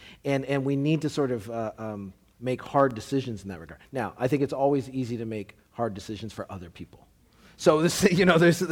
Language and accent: English; Canada; now in United States; I'm Canadian